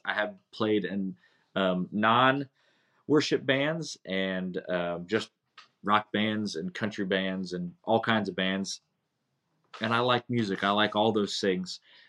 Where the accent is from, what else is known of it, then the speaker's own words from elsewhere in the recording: Hendersonville, North Carolina, United States; also born or lived in Bucks County, Pennsylvania; I was born in Bucks County, Pennsylvania. In 1979, so kind of give you an idea, I am 44 years old currently. At about 2 years, a year and a half after I was born, I moved to Hendersonville, North Carolina with my parents.